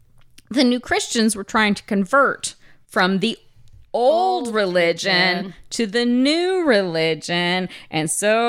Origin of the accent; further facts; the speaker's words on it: Oklahoma, United States; growing up in Oklahoma